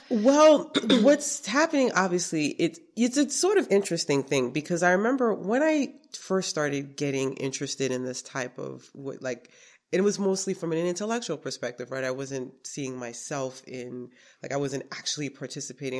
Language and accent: English; New York City, New York, United States; also born or lived in Brooklyn, New York; now in Schenectady, United States; I was born in Brooklyn and I was raised in Queens, New York